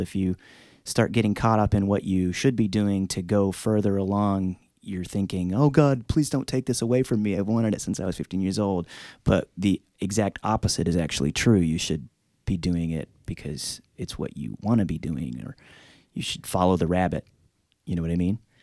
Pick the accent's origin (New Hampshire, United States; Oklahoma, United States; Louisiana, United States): Oklahoma, United States; Tulsa; where I grew up in Tulsa is a real unusual, um, city.